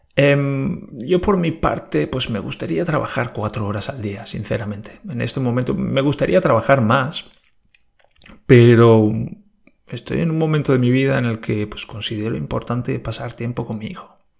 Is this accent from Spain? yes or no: yes; Spain; now in Germany; en España decimos